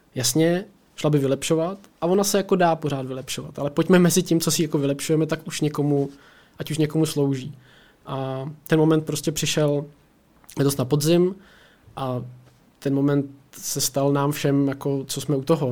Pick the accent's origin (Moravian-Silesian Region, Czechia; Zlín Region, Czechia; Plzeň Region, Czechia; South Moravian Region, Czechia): Plzeň Region, Czechia; Plzeň; jsem, z Plzeňák, eh, žiju tady celý život